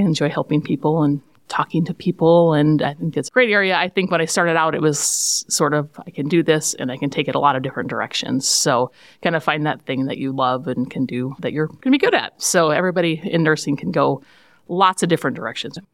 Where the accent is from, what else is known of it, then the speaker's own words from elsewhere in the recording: Jewell, Iowa, United States; I grew up in Jewell